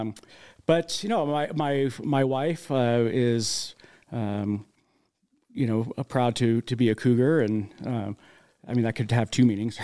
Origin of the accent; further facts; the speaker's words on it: Las Vegas, Nevada, United States; now in Utah, United States; I grew up in Las Vegas